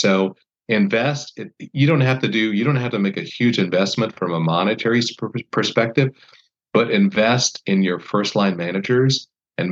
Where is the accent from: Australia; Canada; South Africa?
Canada; moved away as an adult; I grew up in Canada. I was there from when I was 7 till I was 19